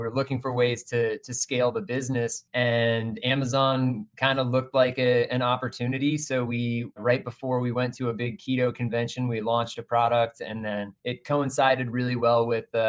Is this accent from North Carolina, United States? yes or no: no; Texas, United States; we're from Texas